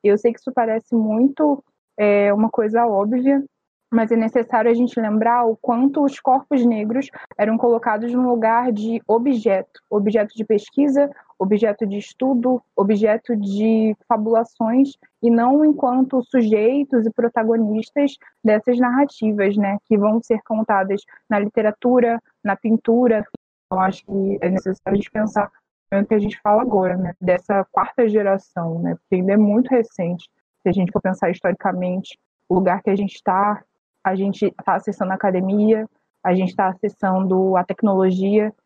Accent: Rio de Janeiro, Brazil; Eu sou do Rio, né? Eu nasci no Rio

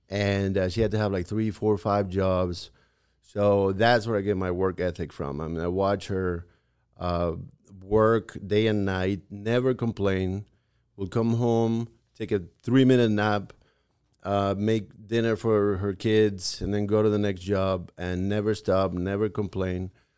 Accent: Mexico City, Mexico; Well, let's see. I grew up in Mexico City.

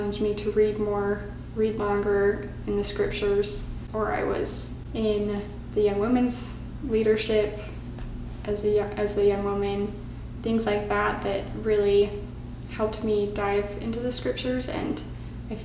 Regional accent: Kaysville, Utah, United States; I grew up in Utah, so I was born in around Kaysville, Utah, and that's where I grew up until I went to BYU for college.

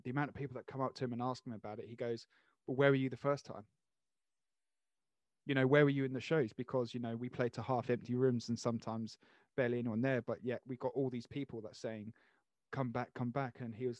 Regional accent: Jersey; I'm so south because I'm from Jersey, so everything above.

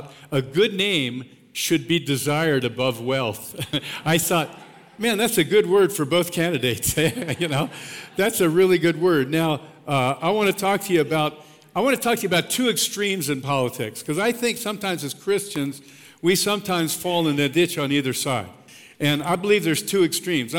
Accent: Pennsylvania, United States; now in Colorado, United States; I grew up in Pennsylvania, grew up a Penn State fan

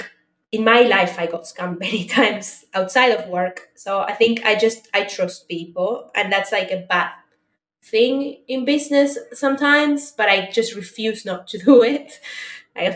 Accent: Argentina; moved away; I'm originally from Argentina

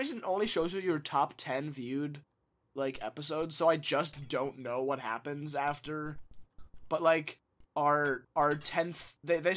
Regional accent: South Dakota, United States; we're all from South Dakota

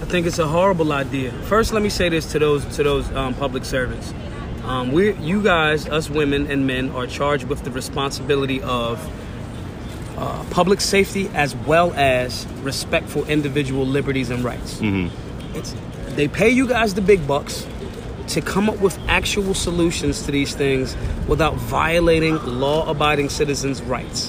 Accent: Philadelphia, Pennsylvania, United States; I'm from North Philly

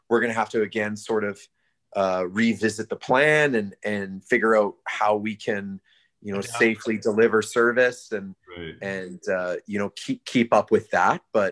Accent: Alberta, Canada; now in Abbotsford, Canada; I'm from Alberta

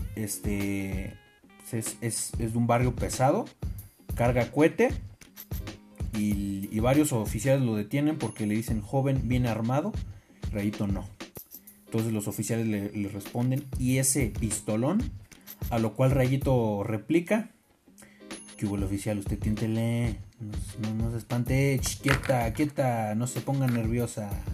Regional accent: Mexico; Lo bueno es que nosotros somos mexicanos.

